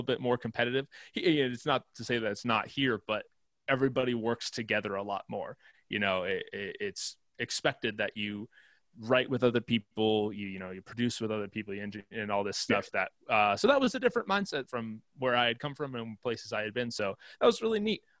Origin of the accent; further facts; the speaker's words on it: Massachusetts, United States; moved away as an adult; now in Nashville, United States; I grew up in Massachusetts and, did school out there